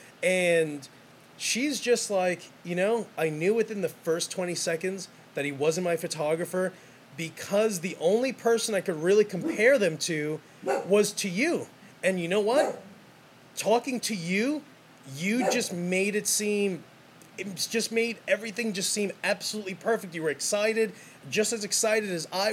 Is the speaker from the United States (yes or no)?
yes; New York City, New York, United States; I'm from New York City. That's how it's always been. That's all. That's how I'm raised.